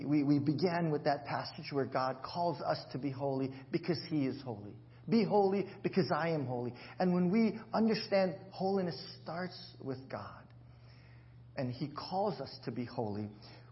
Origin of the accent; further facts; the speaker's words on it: Hawaii, United States; moved away; I'll throw in a lot of pigeon and how we speak in Hawaii.